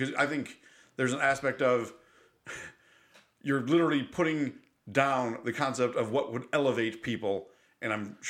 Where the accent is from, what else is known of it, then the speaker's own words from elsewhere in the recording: New York, United States; moved away; I grew up in New York State.